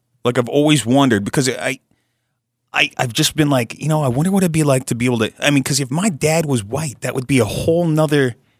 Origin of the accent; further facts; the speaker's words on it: Utah, United States; I'm actually from here.